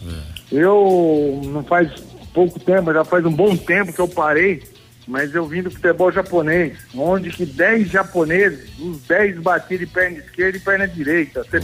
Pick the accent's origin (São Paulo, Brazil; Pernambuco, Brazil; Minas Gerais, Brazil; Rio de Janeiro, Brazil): São Paulo, Brazil; Araraquara; born there; eu nasci né, em Araraquara